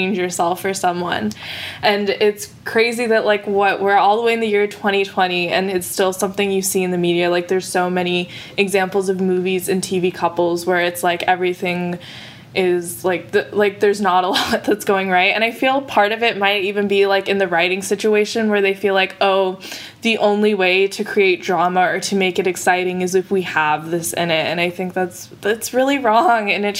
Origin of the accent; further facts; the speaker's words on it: Fremont, California, United States; I'm from Fremont, California